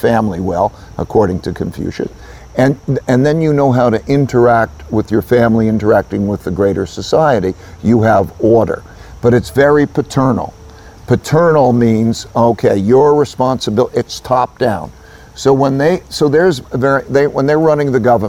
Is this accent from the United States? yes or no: yes; United States; I grew up in America